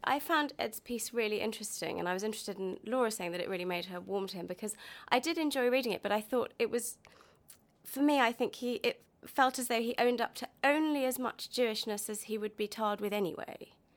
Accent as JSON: {"language": "English", "region": "London", "country": "United Kingdom", "tie": "born or raised there", "said": "I grew up in Golders Green"}